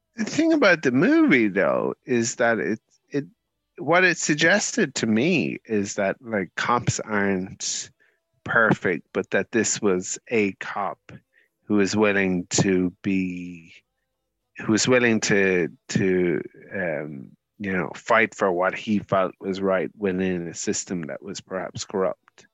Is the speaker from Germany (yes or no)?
no; Ireland